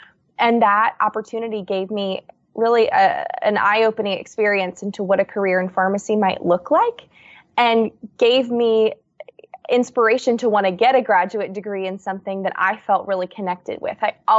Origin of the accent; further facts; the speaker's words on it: Newtown, Pennsylvania, United States; So I grew up outside of Newtown, Pennsylvania, which is a suburb of Philadelphia.